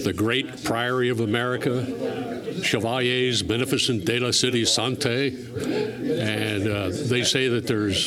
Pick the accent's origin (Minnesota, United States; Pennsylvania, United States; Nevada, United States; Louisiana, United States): Pennsylvania, United States; Slate Belt, northeastern; I grew up in the what's known as the Slate Belt up in northeastern Pennsylvania